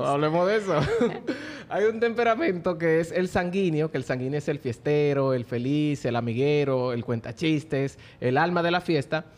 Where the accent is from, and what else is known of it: Dominican Republic